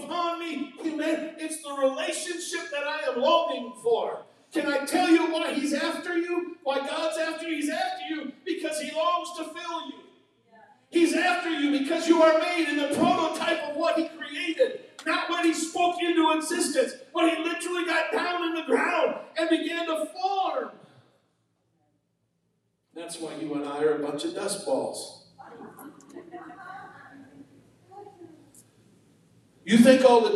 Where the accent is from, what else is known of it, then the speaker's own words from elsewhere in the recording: United States; I was born in the USA